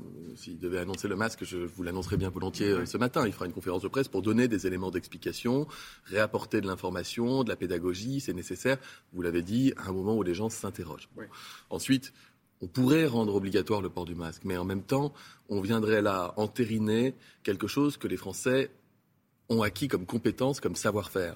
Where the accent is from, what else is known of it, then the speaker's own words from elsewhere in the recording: France; je suis français